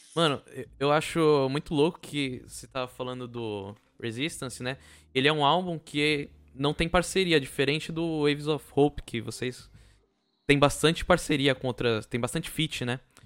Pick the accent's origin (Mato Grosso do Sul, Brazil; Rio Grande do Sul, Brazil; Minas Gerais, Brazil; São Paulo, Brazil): São Paulo, Brazil; São Vicente; como morador de São Vicente